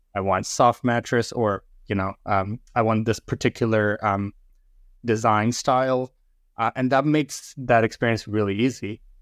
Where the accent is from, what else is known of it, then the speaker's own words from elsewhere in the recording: India; moved away; in India, when I grew up in India, uh, we were really into cricket